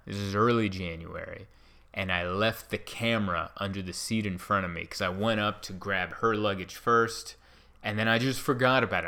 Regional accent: San Diego, California, United States; here in my hometown of San Diego

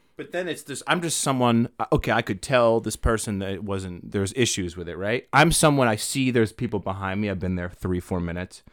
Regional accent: Maine, United States; moved away as an adult; now in Los Angeles, United States; originally, I'm from Maine. I've been here for ten years.

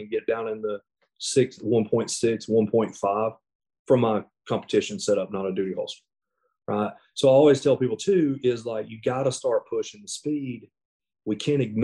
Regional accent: the South, United States; I'm from the South.

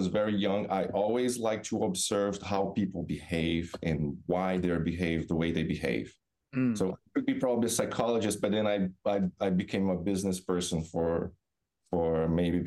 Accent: Brazil; moved away as an adult; also born or lived in Florida, United States; now in Massachusetts, United States; So, I'm originally from Brazil. Grew up on beach town

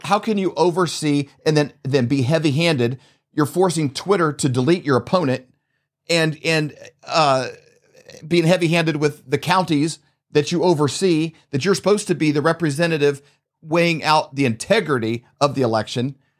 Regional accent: Missouri, United States; we're from Missouri.

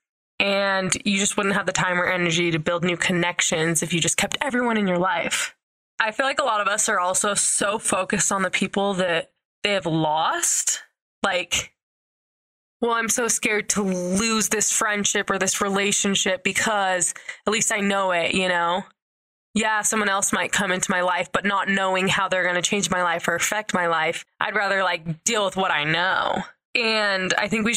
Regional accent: St. George, Utah, United States; I grew up in like southern Utah, kind of by Vegas

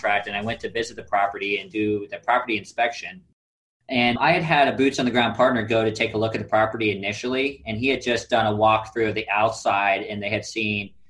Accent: Kansas City, United States; moved away; I'm from Kansas City originally

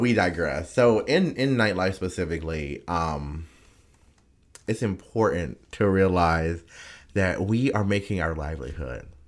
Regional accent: United States; as an American

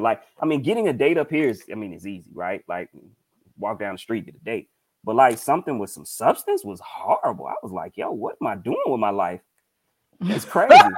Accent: Mississippi, United States; I'm from Mississippi

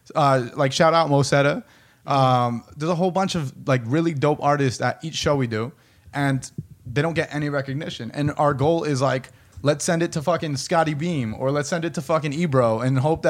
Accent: New Jersey, United States; accent: similar to New York

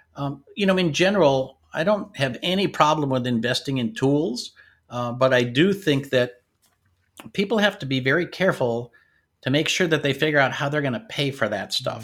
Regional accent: Washington, United States; also born or lived in North Dakota / Michigan; now in Sacramento, United States; we moved to Washington State

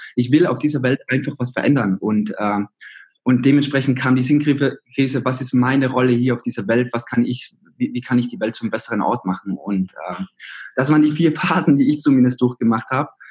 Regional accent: Zillertal, Tyrol, Austria; moved away as an adult; now in Berlin, Germany; ich komme aus Österreich, aus Tirol, aus dem Zillertal und da bin ich aufgewachsen.

